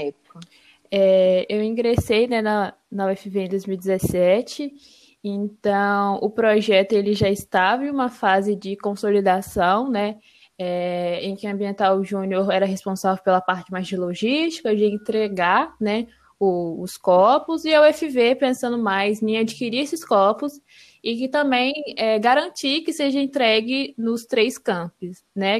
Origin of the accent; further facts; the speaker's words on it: Serra, Espírito Santo, Brazil; moved away as an adult; now in Viçosa, Brazil; sou natural de Serra, no Espírito Santo